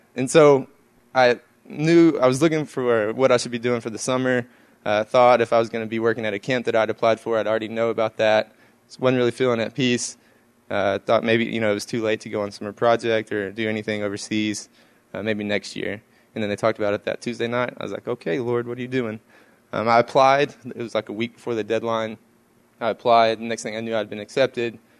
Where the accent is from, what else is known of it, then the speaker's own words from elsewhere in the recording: East Texas, United States; I'm from East Texas